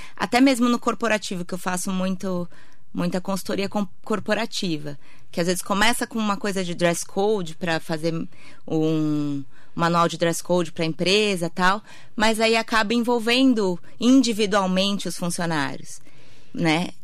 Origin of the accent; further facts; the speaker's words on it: Santa Isabel, São Paulo, Brazil; moved away as an adult; also born or lived in Mogi das Cruzes / Ceará; eu sou de Santa Isabel